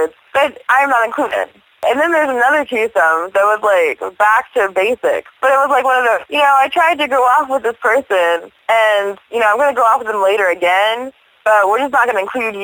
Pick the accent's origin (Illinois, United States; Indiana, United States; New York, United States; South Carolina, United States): Indiana, United States; Zionsville; I grew up in Zionsville, Indiana